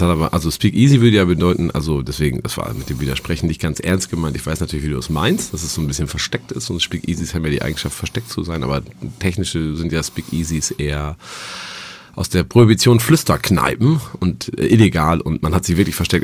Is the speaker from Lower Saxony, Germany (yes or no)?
yes; Dinklage, Lower Saxony, Germany; now in Hamburg, Germany; ich komme gewöhnlich aus Dinklage und das, bin aufgewachsen in einem im Landgasthof Meier in Bünne